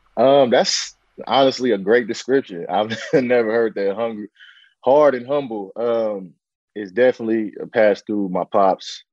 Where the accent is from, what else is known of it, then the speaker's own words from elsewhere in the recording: San Francisco, California, United States; I was, you know, born, raised in Bayview Hunters Point, you know, in the heart of, you know, the Bayview district in San Francisco